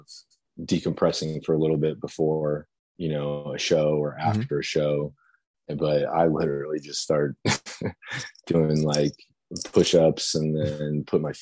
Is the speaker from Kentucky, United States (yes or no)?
yes; Louisville, Kentucky, United States; Louisville, Kentucky, my hometown